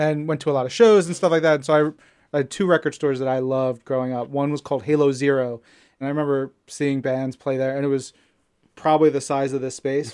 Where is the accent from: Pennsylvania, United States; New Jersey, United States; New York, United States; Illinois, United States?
New York, United States; Long Island; we're both from Long Island